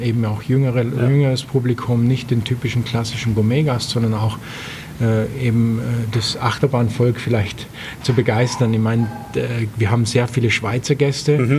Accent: Austria; also born or lived in Bregenz / Rust; now in Germany; bei uns in Österreich

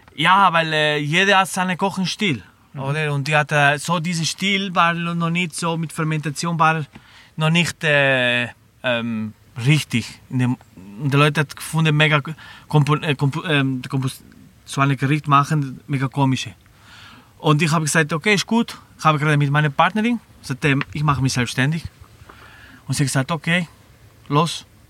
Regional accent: Barcelona, Catalonia, Spain; German is a second language; moved away as an adult; also born or lived in Lucerne / Black Forest; now in Germany; Ich bin in Barcelona geboren, in der Pobla Sec

